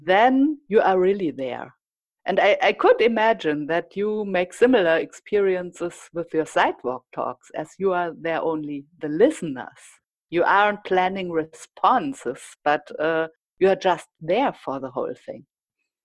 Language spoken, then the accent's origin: English; Germany